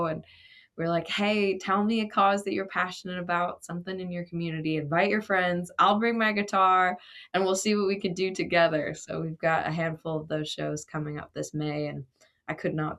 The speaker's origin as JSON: {"language": "English", "town": "Grand Prairie", "region": "Alberta", "country": "Canada", "tie": "born or raised there", "lives_now": "United States", "said": "those stories feel very much the same of what I grew up with in Grand Prairie, Alberta, as to what I see around here in Tennessee"}